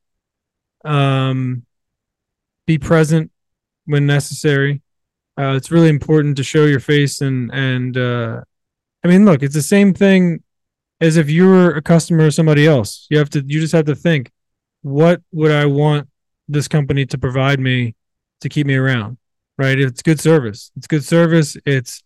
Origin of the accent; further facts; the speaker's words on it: Virginia, United States; I grew up in Virginia, in the South, in the middle of nowhere